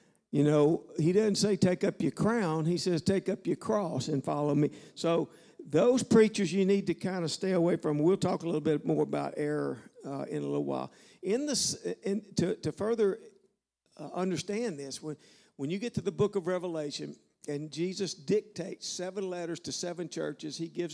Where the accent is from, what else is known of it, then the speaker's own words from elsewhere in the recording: Louisiana, United States; moved away; I'm from Louisiana